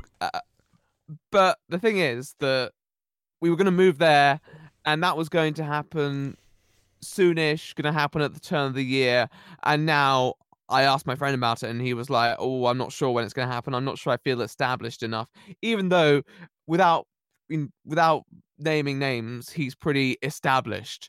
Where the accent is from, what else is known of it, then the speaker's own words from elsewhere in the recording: Somerset, South West England, United Kingdom; I'm actually from the Southwest, uh, Somerset.